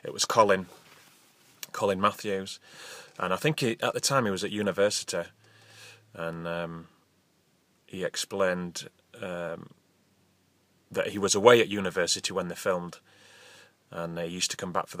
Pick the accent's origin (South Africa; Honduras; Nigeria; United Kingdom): United Kingdom; Halifax, Yorkshire and the Humber; I'm originally from Halifax